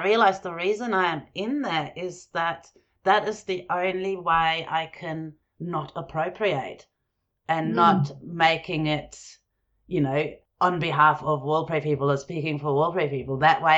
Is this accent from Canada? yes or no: no; Germany; also born or lived in Jordan; growing up in Germany and Jordan.